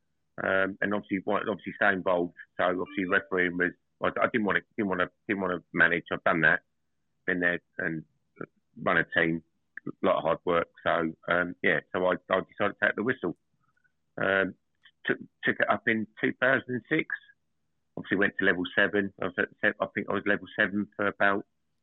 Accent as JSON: {"language": "English", "area": "Essex", "region": "East of England", "country": "United Kingdom", "moved": "as an adult", "lives_now": "Northampton, United Kingdom", "said": "I'm originally from Essex and moved up to Northampton in 2021"}